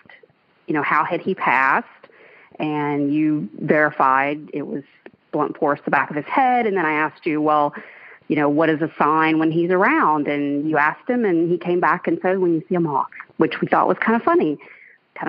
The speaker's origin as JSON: {"language": "English", "town": "Albany", "region": "Georgia", "country": "United States", "tie": "born or raised there", "moved": "yes", "lives_now": "Orlando, United States", "said": "my hometown of Albany, Georgia"}